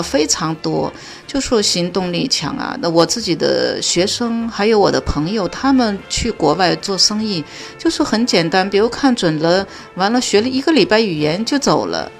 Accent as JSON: {"language": "Chinese", "town": "Wenzhou", "region": "Zhejiang", "country": "China", "said": "温州洱海区"}